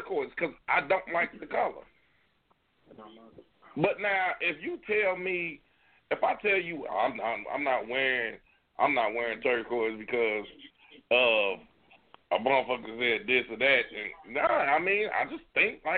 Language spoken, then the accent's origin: English; United States; I'm from Ivanhoe Projects, man. That's my motherfucking stomping ground